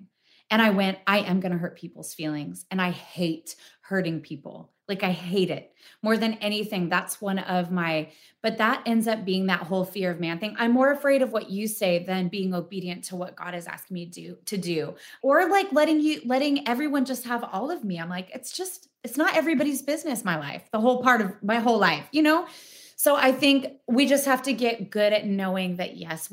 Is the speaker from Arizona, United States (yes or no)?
no; Spokane, Washington, United States; born or raised there; moved away